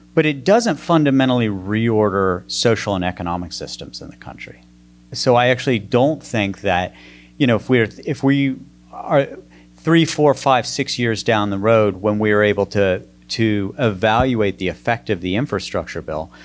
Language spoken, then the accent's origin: English; West Virginia, United States; moved away; I grew up in the coal filled hills of West Virginia.